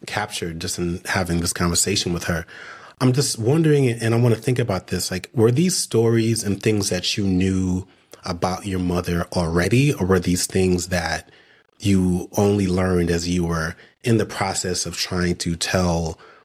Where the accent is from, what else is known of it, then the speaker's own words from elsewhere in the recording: New York, United States; my family is also from Jamaica, but I was born in Brooklyn